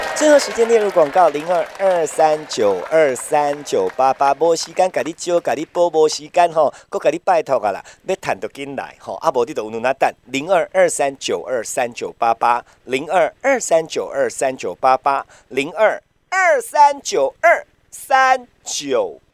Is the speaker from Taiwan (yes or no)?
yes; Taiwan; 我们台湾人